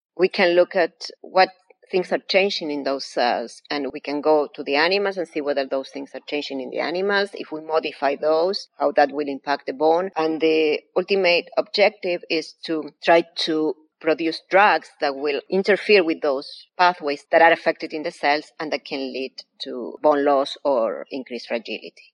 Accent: Argentina; English is a second language; moved away as an adult; now in United States; You may infer by my accent, I was not born here. I was born in Argentina. I came to the States 21 years ago

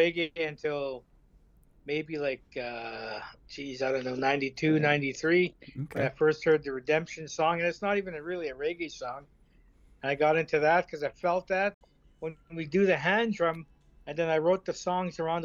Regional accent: Lilwat Nation, British Columbia, Canada; I'm from the Lilwat Statlam Nation here in just 2 hours north of Vancouver, British Columbia.

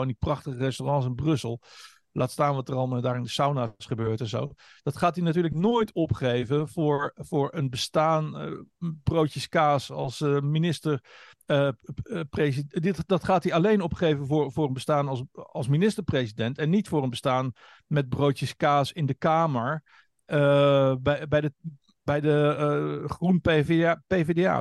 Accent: Hengelo, Overijssel, Netherlands; Ik ben geboren in Tukkerland. Siriusstraat ah. 12 in Hengelo

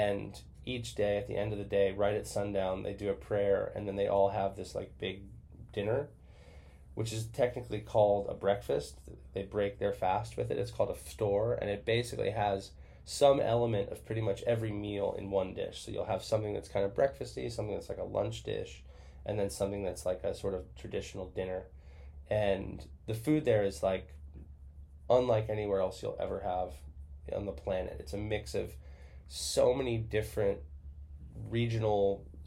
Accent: Gulf Coast of Florida, United States; I grew up on the Gulf Coast of Florida

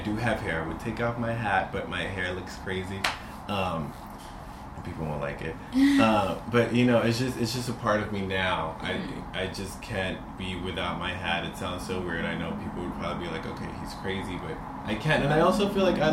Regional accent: New York City, New York, United States; growing up in Washington Heights, single parent

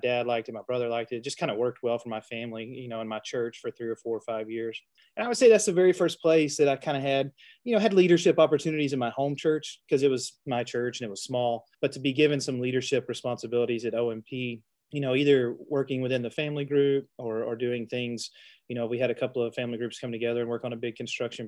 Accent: Cave City, Arkansas, United States; moved away as an adult; now in Paragould, United States; We grew up together in Cave City, which is not too far from Paragould, over near Batesville

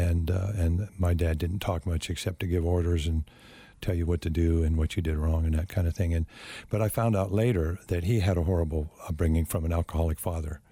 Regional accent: Phoenix, Arizona, United States; I grew up in the Phoenix area and was raised Catholic

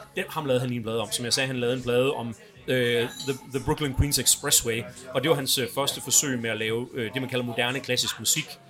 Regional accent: Aarhus, Central Denmark Region, Denmark; født og opvokset i Aarhus

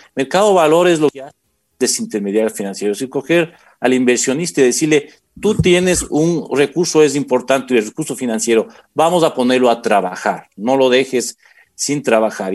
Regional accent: Quito, Pichincha, Ecuador; yo aquí en Quito, soy quiteño

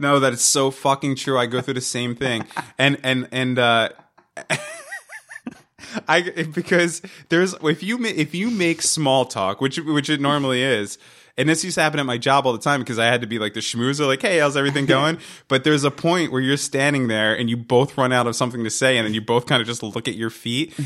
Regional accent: Hazlet, New Jersey, United States; we grew up in this town called Hazlitt, and that's kinda how we know each other

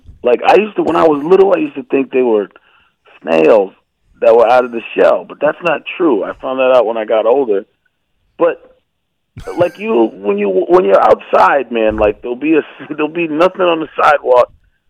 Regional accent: Milton, Massachusetts, United States; I grew up in Milton, Massachusetts, a little burb outside of right outside of Boston.

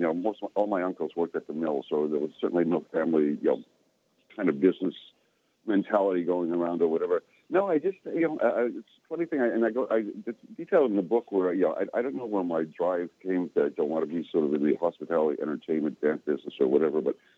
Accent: Cornwall, Ontario, Canada; moved away; also born or lived in New York; I grew up in a small town in Canada called Cornwall, Ontario.

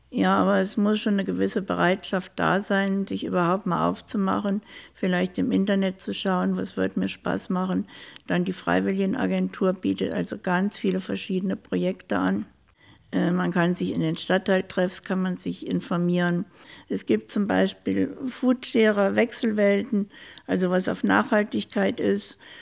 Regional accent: small town near Düsseldorf, North Rhine-Westphalia, Germany; moved away as an adult; now in Ingolstadt, Germany; Da bin ich groß geworden, also in einer Kleinstadt ganz in der Nähe von Düsseldorf. Bin in Düsseldorf zur Schule gegangen

